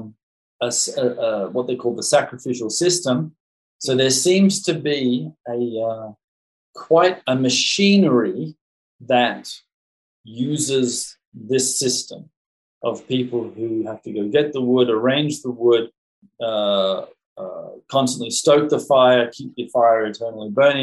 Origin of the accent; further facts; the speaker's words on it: Australia; I'm an Australian